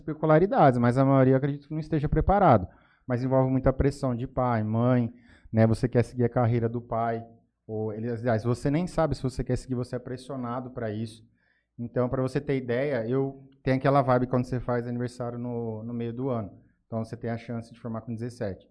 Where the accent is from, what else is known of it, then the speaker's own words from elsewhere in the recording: Jales, São Paulo, Brazil; also born or lived in Cuiabá, Mato Grosso, Brazil; Vim aqui para Jales muito cedo, com meus pais eram com cinco, eu tinha cinco anos